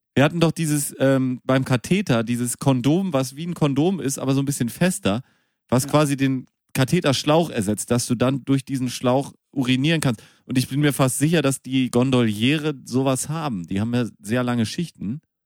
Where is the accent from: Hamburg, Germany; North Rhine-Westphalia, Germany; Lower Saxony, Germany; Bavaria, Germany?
North Rhine-Westphalia, Germany; Münster; ich bin ja in Münster geboren.